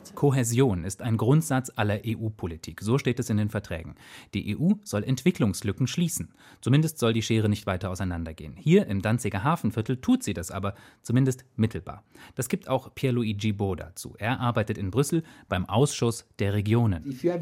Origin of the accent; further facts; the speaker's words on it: Thuringia, Germany; in meiner Heimat Thüringen. Ich war damals vielleicht sieben, acht Jahre alt